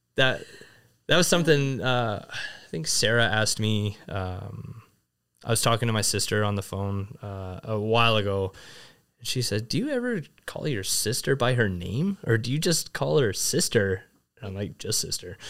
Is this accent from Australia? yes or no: no; Vernon, British Columbia, Canada; moved away as an adult; also born or lived in China; growing up in Vernon